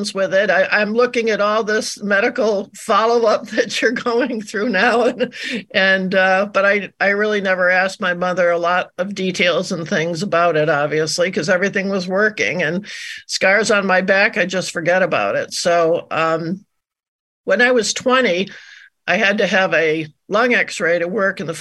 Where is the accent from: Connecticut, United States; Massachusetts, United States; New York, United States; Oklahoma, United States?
Connecticut, United States; Glastonbury; now in Maine, United States; I'm calling from cold and snowy Maine, but I was in Glastonbury where my parents were. I was born on January 28th, 1949